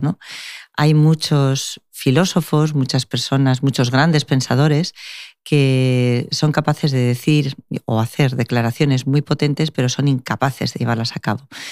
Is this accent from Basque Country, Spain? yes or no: yes; Basque Country, Spain; now in Málaga, Spain; es de dónde vengo